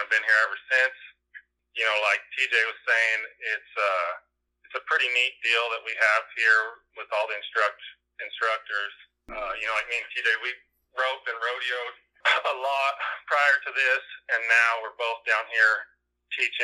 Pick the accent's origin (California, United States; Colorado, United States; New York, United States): Colorado, United States; Lamar; been born and raised in Lamar.